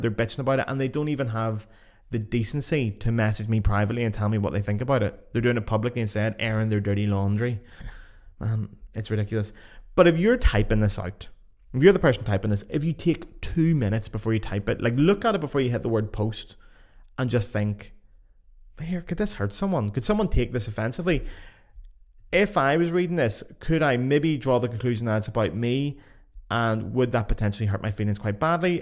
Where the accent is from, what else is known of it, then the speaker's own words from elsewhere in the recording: Lisburn, Northern Ireland, United Kingdom; moved away; my local Facebook groups back in my hometown, Lisburn.